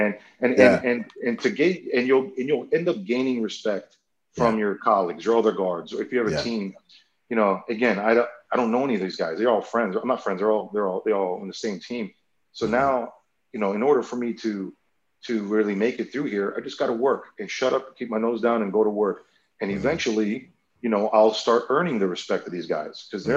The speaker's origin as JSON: {"language": "English", "region": "South Florida", "country": "United States", "said": "I'm from South Florida"}